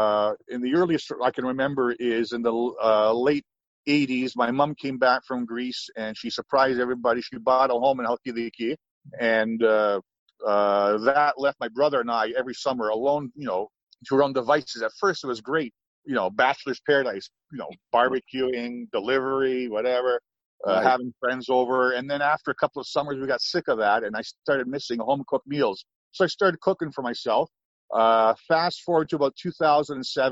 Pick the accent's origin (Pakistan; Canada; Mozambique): Canada; Toronto, Ontario; I was born and raised in Toronto.